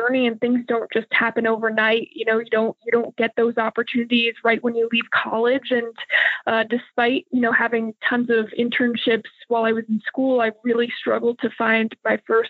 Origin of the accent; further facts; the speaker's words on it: Connecticut, United States; moved away as an adult; also born or lived in Rhode Island / San Antonio / Cleveland; now in Houston, United States; I grew up in the Northeast, lived in Connecticut, went to school in Rhode Island